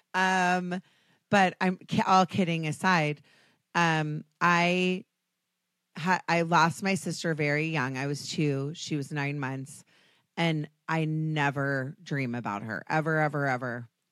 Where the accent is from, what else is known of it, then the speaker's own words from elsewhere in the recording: United States; I'm American. I have the most annoying accent on the planet.